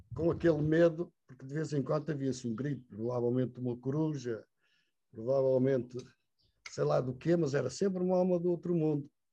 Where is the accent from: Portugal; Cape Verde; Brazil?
Portugal; era incrível a chegada daquela carripana às nossas aldeias